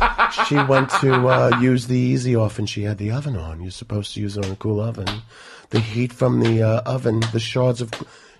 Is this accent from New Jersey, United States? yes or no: no; Commack, New York, United States; I'm from Comac.